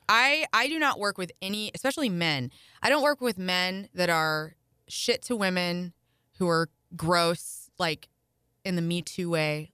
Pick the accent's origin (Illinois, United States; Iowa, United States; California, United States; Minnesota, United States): Illinois, United States; Carbondale; moved away; also born or lived in St. Louis, Missouri; I grew up down near Carbondale